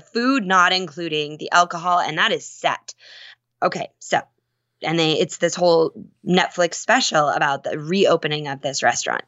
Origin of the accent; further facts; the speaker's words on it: Minnesota, United States; I grew up in Minnesota